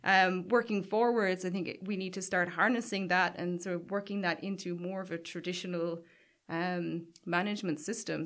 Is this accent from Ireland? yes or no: yes; Caherdaniel, Munster, Ireland; I grew up in Cardagna, which is, like, just over the hill from Waterville.